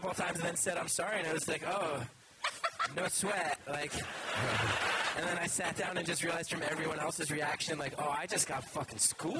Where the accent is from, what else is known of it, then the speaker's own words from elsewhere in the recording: New Jersey, United States; I grew up in North Jersey